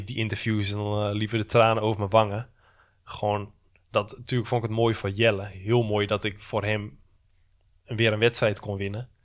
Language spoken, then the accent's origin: Dutch; Netherlands; ik kom uit Nederland, ik heb heel mijn leven al in de regen gefietst